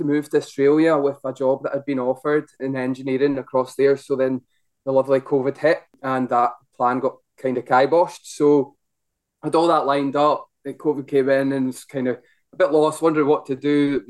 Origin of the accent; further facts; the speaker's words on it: Ellon, Scotland, United Kingdom; now in Glasgow, United Kingdom; I'm from Ellen, where Phil obviously his main office is.